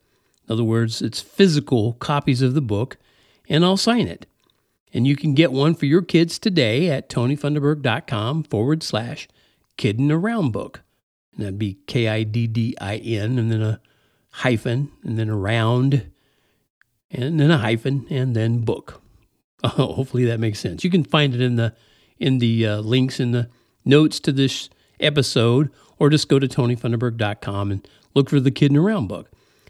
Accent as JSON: {"language": "English", "country": "United States", "tie": "born or raised there", "said": "But I was raised in the Midwest, in the Mid-South, in the South."}